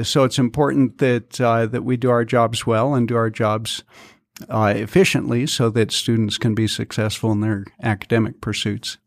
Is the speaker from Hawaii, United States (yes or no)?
no; Colorado, United States; moved away as an adult; also born or lived in Salt Lake City, Utah; now in Southern Utah, United States; I grew up in Colorado